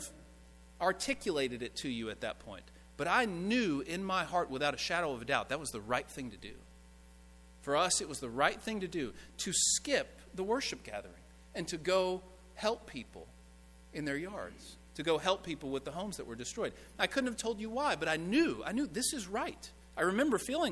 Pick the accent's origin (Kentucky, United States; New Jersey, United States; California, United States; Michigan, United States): Kentucky, United States; Owensboro; my hometown of Owensboro, Kentucky